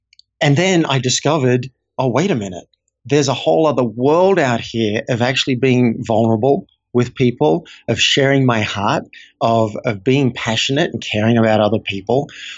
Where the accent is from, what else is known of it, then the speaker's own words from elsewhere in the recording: Australia; I didn't learn as an Australian guy growing up how to really connect with humans.